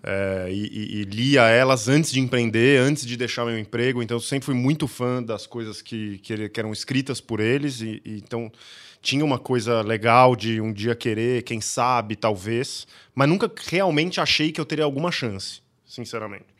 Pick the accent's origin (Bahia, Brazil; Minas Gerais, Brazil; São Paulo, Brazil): São Paulo, Brazil; Campinas; eu sou nascido em Campinas, cheguei lá, fiz faculdade aqui, era um pequeno caipira lá